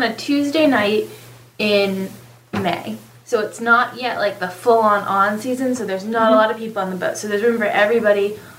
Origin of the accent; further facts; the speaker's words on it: New England, United States; now in Panama City Beach, United States; we're from New England. I'm not a country music girl.